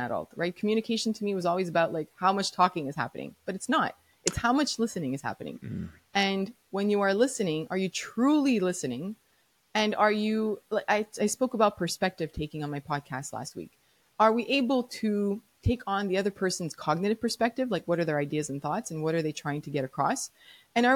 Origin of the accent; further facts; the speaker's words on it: Montreal, Quebec, Canada; I'm from Montreal, Quebec, so I had to learn French no matter what